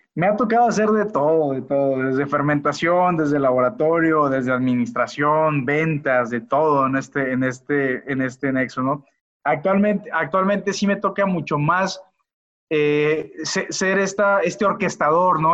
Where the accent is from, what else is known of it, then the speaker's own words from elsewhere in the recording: Culiacán, Sinaloa, Mexico; now in León, Mexico; soy originario de Culiacán, Sinaloa. soy ingeniero de profesión. actualmente radico en León, Guanajuato